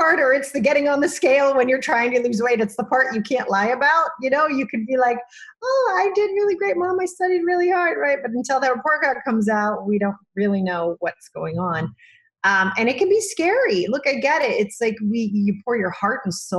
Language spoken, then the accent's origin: English; Sandy, Utah, United States; moved away as an adult; now in New York City, United States; I'm originally from Sandy, Utah, which is a little bit far away from where I live outside of New York City now